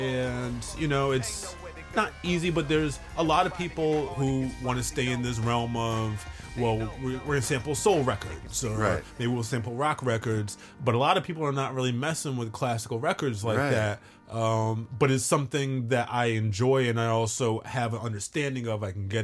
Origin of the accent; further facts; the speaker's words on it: Brooklyn, New York, United States; I came from Brooklyn. This is a whole different thing for me.